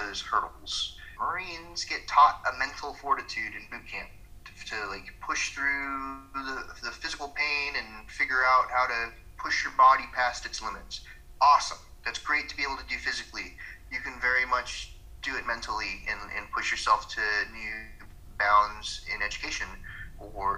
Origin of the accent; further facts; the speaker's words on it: Georgia, United States; where I come from in Georgia